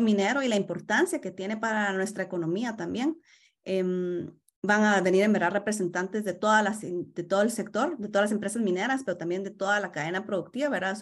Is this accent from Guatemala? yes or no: yes; Guatemala; now in Toronto, Canada; soy guatemalteca